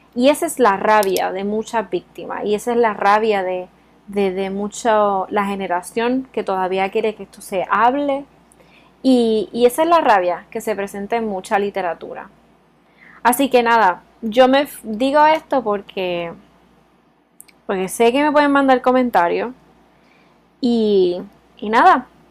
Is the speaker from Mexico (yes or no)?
no; Puerto Rico; now in Spain; soy de Puerto Rico y también estoy criada con un sistema americanizado